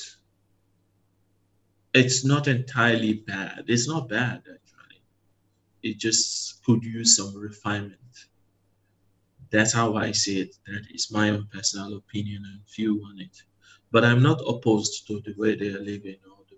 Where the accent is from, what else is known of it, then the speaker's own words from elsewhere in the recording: southern Nigeria, Nigeria; moved away as an adult; now in Malaysia; I come from Nigeria. I come from the southern part of Nigeria, where it's okay to respectfully question your elder